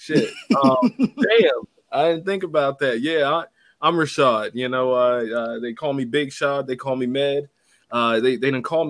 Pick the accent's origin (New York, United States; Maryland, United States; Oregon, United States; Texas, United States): Maryland, United States; moved away; also born or lived in Florida / Los Angeles; I'm from Maryland